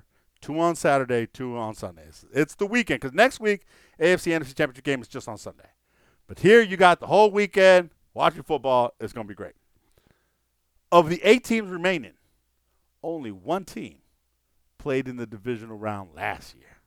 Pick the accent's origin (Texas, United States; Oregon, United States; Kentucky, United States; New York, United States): Texas, United States; I'm from Texas